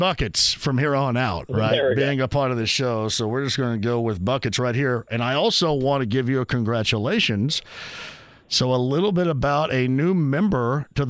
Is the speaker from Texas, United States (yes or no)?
no; Southern Indiana, United States; I'm from Southern Indiana